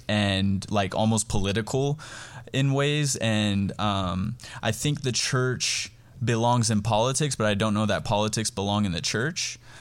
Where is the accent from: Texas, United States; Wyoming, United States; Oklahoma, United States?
Wyoming, United States; Cheyenne; also born or lived in Wheatland, Wyoming; now in Harrisburg, United States; I'm originally from Cheyenne, Wyoming. Um, I was born and raised there